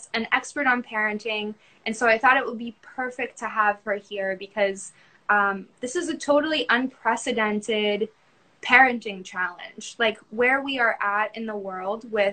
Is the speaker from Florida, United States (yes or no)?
yes; Tampa, Florida, United States; I'm from Tampa